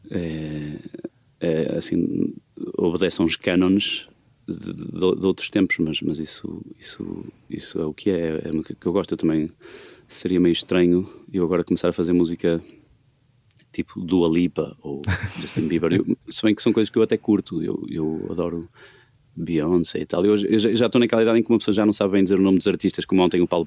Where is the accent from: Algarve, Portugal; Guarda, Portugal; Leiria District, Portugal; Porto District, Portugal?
Porto District, Portugal; accent: Porto; eu tenho o sotaque que tenho, meio portuense, meio, meio portuense complexado, porque não é de 100%, mas é, é a maneira que eu, que eu aprendi a falar, a ouvir os meus pais e tal.